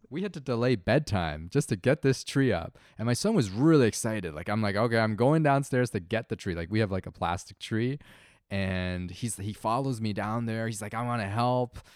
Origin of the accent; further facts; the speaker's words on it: Canada; growing up in Canada